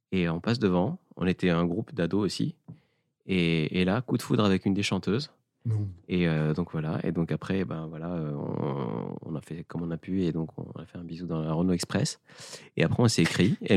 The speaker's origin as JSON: {"language": "French", "town": "Fes", "region": "Fès-Meknès", "country": "Morocco", "tie": "born or raised there", "said": "grandi au Maroc et euh, à côté de la ville où j'ai grandi, à Fès, il y a, des ruines romaines."}